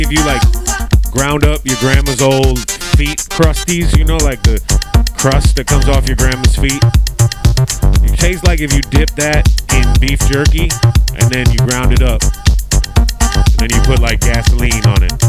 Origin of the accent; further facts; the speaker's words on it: Midwest, United States; I'm from the Midwest